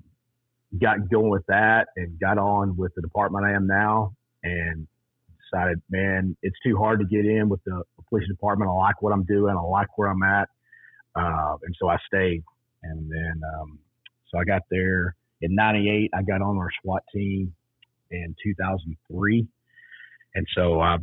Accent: Texas, United States; I grew up in Texas. Yes, I'm a proud Texan.

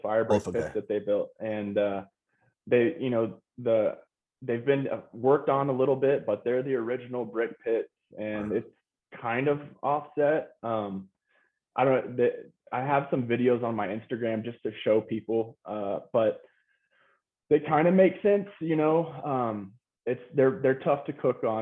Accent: Lubbock, Texas, United States; moved away as an adult; also born or lived in Austin, Texas / Denver, Colorado; I was born and raised 8 years in Austin, and then my parents moved to Lubbock when I was eight.

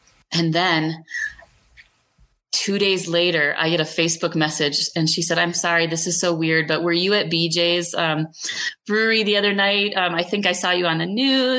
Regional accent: Minnesota, United States; now in Grand County, Colorado, United States; I'm from Minnesota originally.

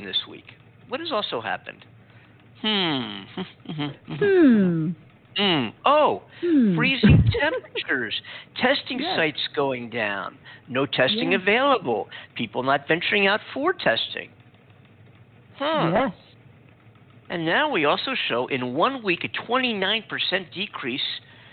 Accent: Pennsylvania, United States; moved away as an adult; also born or lived in suburbs of Philadelphia; now in Southern California, United States; I'm from the Northeast. I'm from Pennsylvania

